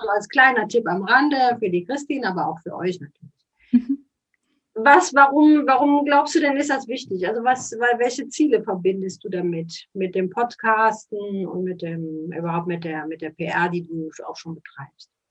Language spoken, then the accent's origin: German; Cologne, North Rhine-Westphalia, Germany; Man hört das ja auch so ein bisschen. wir kommen aus Köln.